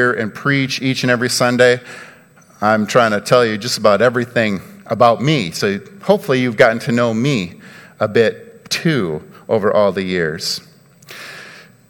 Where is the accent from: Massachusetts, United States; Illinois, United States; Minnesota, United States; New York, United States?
Minnesota, United States; Mankato; I'm from Minnesota in Mankato